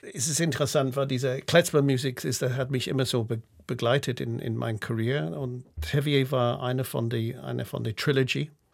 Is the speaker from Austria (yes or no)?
no; United Kingdom; German is a second language; also born or lived in Berlin, Germany; now in Basel, Switzerland; Ich habe immer noch so einen, einen britischen Pass und einen Schweizer Pass